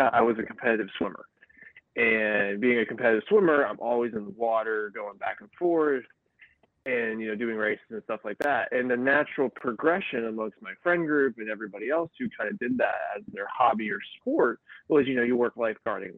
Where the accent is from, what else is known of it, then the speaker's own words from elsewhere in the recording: Virginia Beach, Virginia, United States; I joined the Sandbridge Rescue Squad down here, my hometown